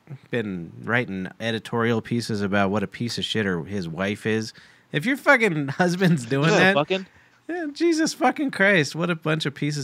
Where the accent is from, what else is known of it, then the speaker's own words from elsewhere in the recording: New York, United States; I'm from New York. I know fucking pizza and spaghetti.